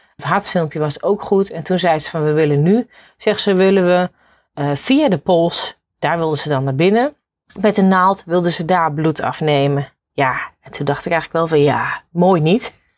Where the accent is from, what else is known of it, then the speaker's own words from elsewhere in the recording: Netherlands; wij Hollanders